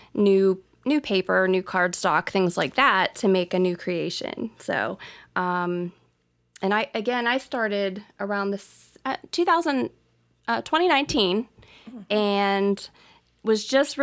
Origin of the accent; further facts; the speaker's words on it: Sharpsville, Pennsylvania, United States; moved away as an adult; now in Ben Avon, United States; I was originally from Sharpsville, Pennsylvania, which is about an hour north of the city